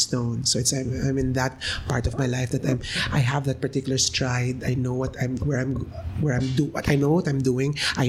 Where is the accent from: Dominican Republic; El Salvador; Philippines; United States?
Philippines; we as a Filipino